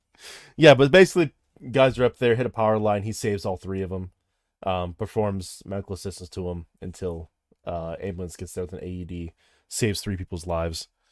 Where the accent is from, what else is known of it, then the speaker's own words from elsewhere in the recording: Midwest, United States; I'm from the Midwest